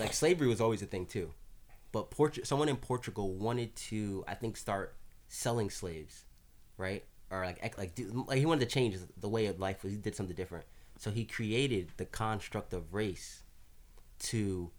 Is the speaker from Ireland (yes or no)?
no; Jamaica; Like we're from, like even us, me and Asante, we're from Jamaica, per se.